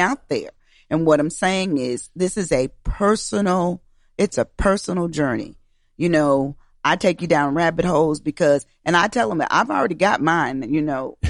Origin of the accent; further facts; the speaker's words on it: Schenectady, New York, United States; moved away; also born or lived in Albany, New York; I was born and raised in the Capital District, Albany, New York, um, area. Uh, actually, I was born in Schenectady